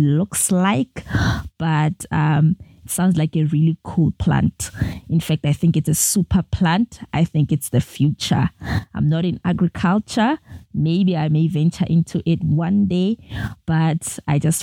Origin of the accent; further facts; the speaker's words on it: Pretoria, Gauteng, South Africa; I'm 25 years old and I'm from Pretoria, South Africa.